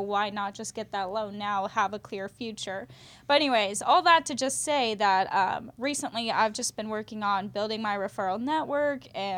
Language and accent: English; Wichita, Kansas, United States; born there; I was born in Wichita, moved around all over, so anyways, I've got a lot of family in Wichita